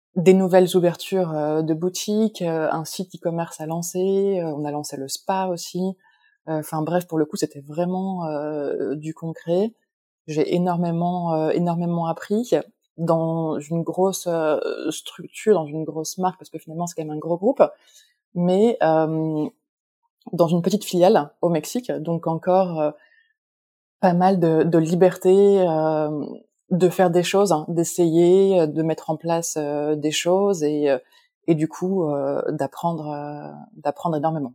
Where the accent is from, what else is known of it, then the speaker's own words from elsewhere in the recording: Lille, Hauts-de-France, France; moved away as an adult; also born or lived in Mexico; now in Paris, France; je suis originaire de Lille, de France